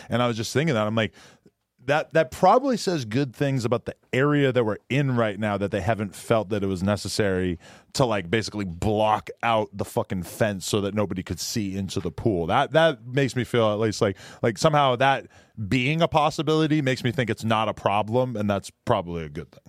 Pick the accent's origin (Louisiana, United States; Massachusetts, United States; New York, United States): Massachusetts, United States; Boston; moved away; I'm from Boston